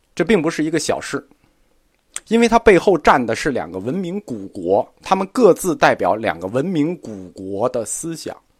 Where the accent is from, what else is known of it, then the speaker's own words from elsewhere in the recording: China; 我们中国人